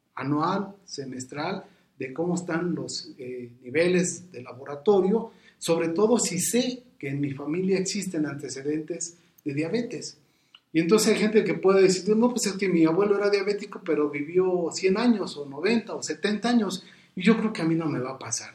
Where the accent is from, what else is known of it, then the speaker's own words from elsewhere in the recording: Mexico; somos mexicanos y somos dependientes muchas de las ocasiones de la familia